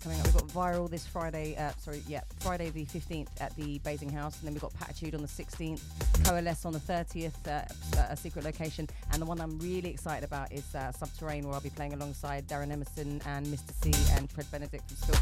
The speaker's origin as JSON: {"language": "English", "region": "London", "country": "United Kingdom", "tie": "born or raised there", "said": "growing up in Brixton as the only girl white MC"}